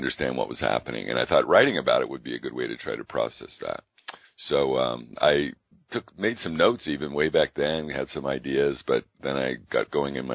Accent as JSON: {"language": "English", "region": "California", "country": "United States", "tie": "born or raised there", "moved": "yes", "said": "I grew up in California"}